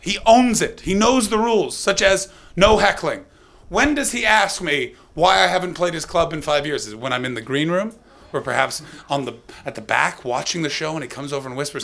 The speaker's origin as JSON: {"language": "English", "town": "Ottawa", "region": "Ontario", "country": "Canada", "moved": "as an adult", "lives_now": "United Kingdom", "said": "I'm from Ottawa"}